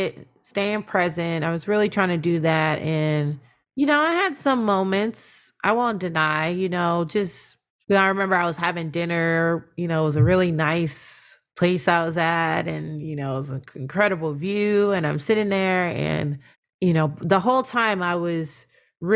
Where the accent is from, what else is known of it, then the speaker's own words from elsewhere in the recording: United States; it's apparent that I'm American